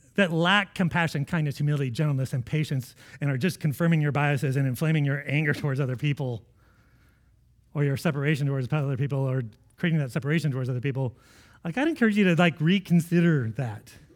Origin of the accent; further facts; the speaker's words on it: United States; as American Christians